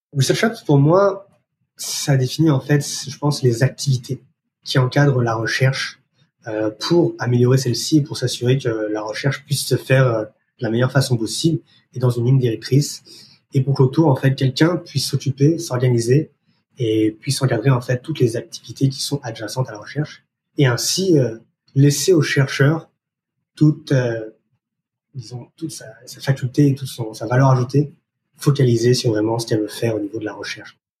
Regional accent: France; accent: French; moved away as an adult; now in Montreal, Canada; français d'origine, vous pouvez entendre par mon accent, je suis installé euh, au Canada depuis plus de dix

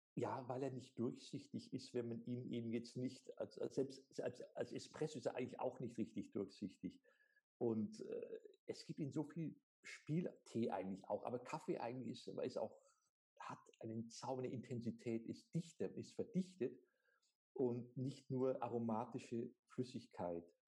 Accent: Germany; bei uns in Deutschland

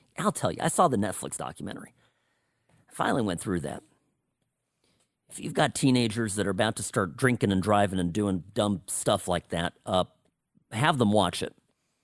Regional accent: Evanston, Illinois, United States; born there; I care a little bit about Chicago because I was born there. I was born outside of Chicago in Evanston, Illinois.

